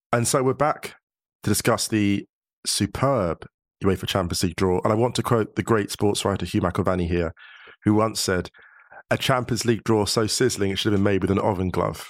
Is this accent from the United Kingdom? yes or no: yes; United Kingdom; now in Germany; being a British citizen in Germany